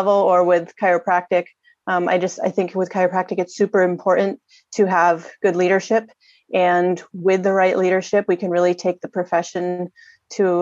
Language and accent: English; New York, United States; moved away as an adult; now in Santa Fe Springs, United States; I'm actually from New York originally, and I came out to California about 11 years ago now